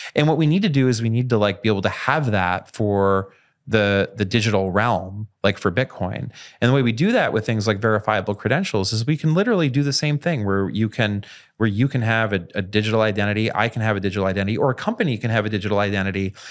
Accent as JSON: {"language": "English", "country": "Canada", "tie": "born or raised there", "moved": "yes", "said": "growing up in Canada in nineteen ninety-three"}